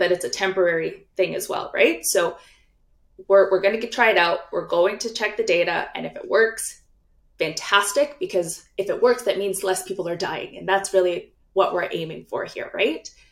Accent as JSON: {"language": "English", "region": "British Columbia", "country": "Canada", "said": "as British Columbians"}